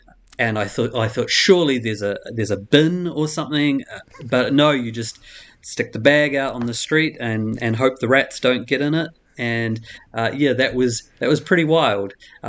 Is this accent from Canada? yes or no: no; New Zealand; moved away; The biggest culture shock for me, actually being a New Zealander, was the difference in how people treat their rubbish and recycling here compared to New Zealand.